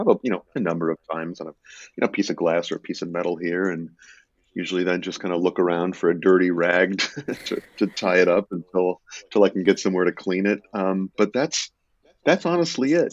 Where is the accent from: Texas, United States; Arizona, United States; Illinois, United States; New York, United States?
Illinois, United States; I grew up in Illinois